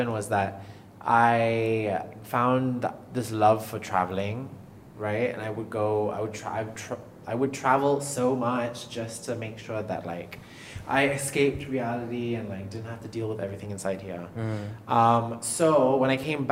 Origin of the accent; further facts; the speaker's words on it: Malaysia; moved away as an adult; also born or lived in England; I'm half British, and I feel like coming back to Malaysia, like you don't feel Malaysian enough. Because I grew up in a very whitewashed household. I went to international school, I went to the uni in England.